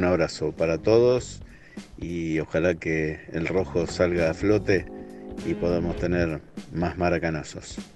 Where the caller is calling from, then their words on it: Ushuaia, Tierra del Fuego, Argentina; Hola cartones … de Ushuaia.